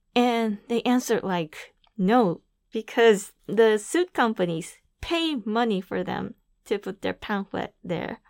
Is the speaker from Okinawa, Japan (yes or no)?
no; Aichi, Japan; also born or lived in New York; I'm from Aichi Prefecture